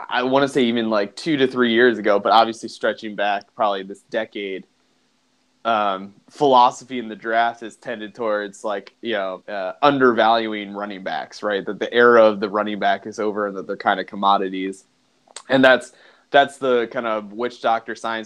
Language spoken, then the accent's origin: English; Philadelphia, Pennsylvania, United States; growing up in Philadelphia